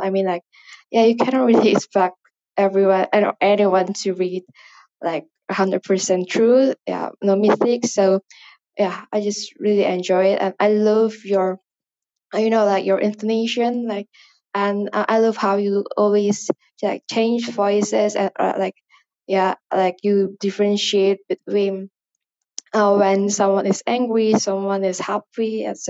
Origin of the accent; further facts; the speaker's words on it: Indonesia; I'm from Indonesia.